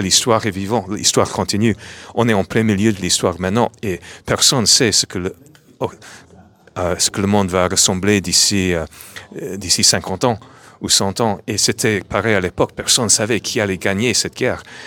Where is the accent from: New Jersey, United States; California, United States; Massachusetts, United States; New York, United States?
New York, United States; French is a second language; moved away as an adult; now in France; à New York, à ma ville natale